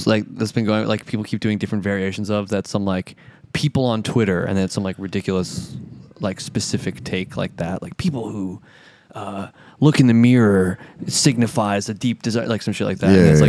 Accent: United States; I'm an American.

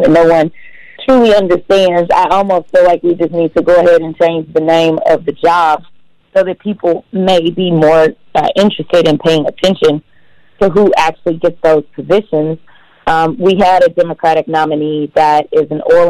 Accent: St. Louis, Missouri, United States; now in Texas, United States; I grew up in St. Louis, Missouri

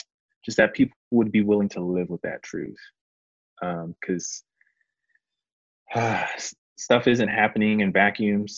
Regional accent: Houston, Texas, United States; also born or lived in Dallas-Fort Worth area; now in Dallas, United States; I'm originally from Houston, but being somebody who's been in kind of the DFW area for a long time

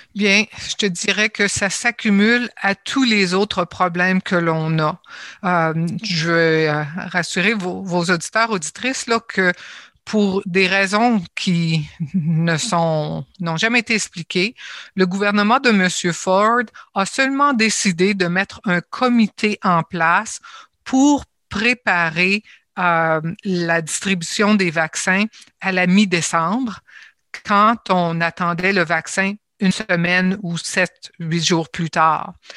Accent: Ontario, Canada; je suis ontarienne et je suis canadienne également

